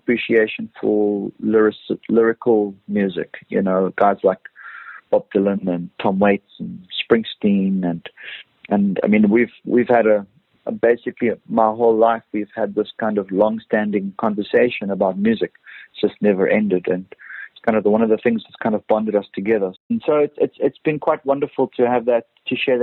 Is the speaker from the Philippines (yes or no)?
no; Cape Town, Western Cape, South Africa; now in Cape Town, South Africa; Growing up in Brackenfell in the northern suburbs of Cape Town